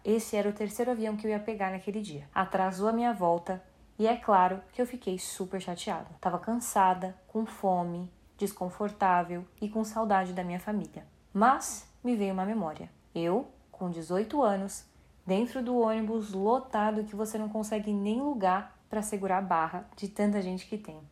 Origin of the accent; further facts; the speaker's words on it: São Paulo, Brazil; now in Vancouver, Canada; Eu cresci no Paraisópolis, que é uma comunidade carente de São Paulo, e hoje, depois de muito esforço, eu moro em Vancouver, no Canadá